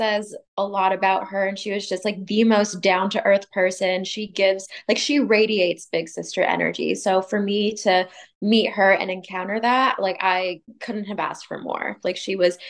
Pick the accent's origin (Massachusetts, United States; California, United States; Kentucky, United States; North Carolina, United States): California, United States; Sacramento; moved away as an adult; now in Los Angeles, United States; I'm from Sacramento. So before I moved down